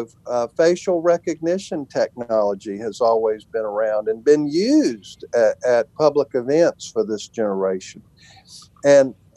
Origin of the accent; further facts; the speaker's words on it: United States; as an American